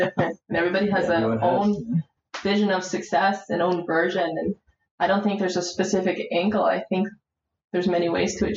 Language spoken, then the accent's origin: English; Aurora, Ontario, Canada; also born or lived in Warsaw, Poland; now in Toronto, Canada; I grew up in Aurora